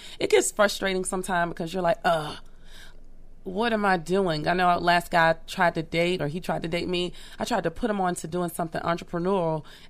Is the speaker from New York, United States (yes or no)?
no; Birmingham, Alabama, United States; I grew up in Birmingham, Alabama. Everything was very community, very family.